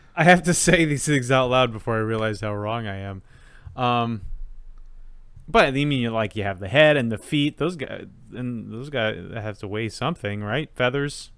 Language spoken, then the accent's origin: English; United States; I'm an American and I think American things